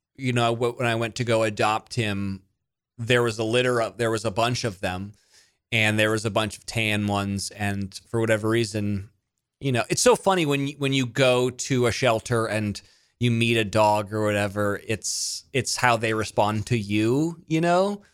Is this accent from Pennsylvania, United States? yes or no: no; Monterey, California, United States; moved away as an adult; also born or lived in Mississippi; I grew up in Monterey, California, and then I went to school in Mississippi